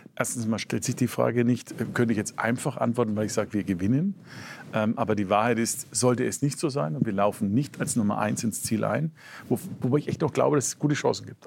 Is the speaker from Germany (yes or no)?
yes; Franconia, Bavaria, Germany; Als Franke